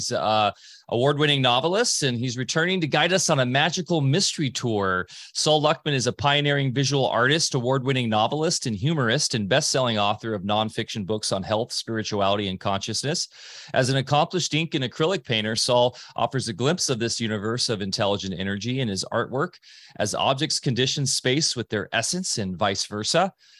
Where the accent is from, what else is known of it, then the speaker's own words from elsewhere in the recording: California, United States; I grew up on the Wedge because that's where I'm from, and that's why I grew up as what surfers would classically call a sponger and a body surfer because of that, those kind of breaks.